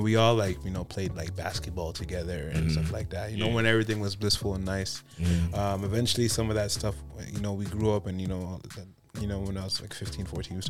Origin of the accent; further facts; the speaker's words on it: Toronto, Ontario, Canada; growing up in Jane Finch and whatnot, like I grew up with a lot of shootings, a lot of friends died and whatnot.